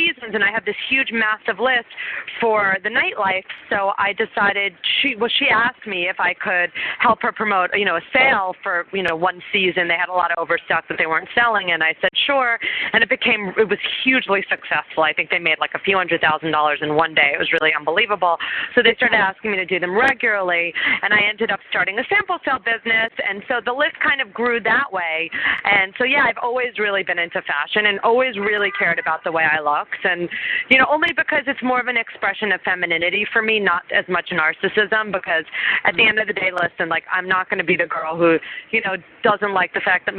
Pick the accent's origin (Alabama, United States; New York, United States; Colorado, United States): New York, United States; New York City; I grew up in New York City